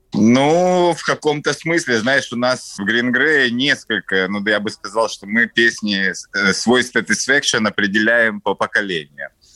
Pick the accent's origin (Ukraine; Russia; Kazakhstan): Ukraine; Kyiv; я коренной киевлянин